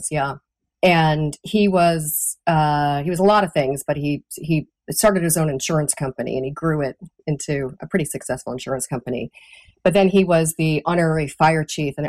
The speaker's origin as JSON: {"language": "English", "town": "Raynham", "region": "Massachusetts", "country": "United States", "tie": "born or raised there", "also_born_or_lived": "Taunton, Massachusetts", "moved": "as an adult", "said": "I grew up in Raynham"}